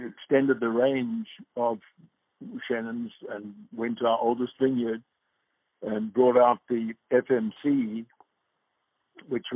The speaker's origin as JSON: {"language": "English", "town": "Johannesburg", "region": "Gauteng", "country": "South Africa", "moved": "yes", "said": "I'm from Johannesburg"}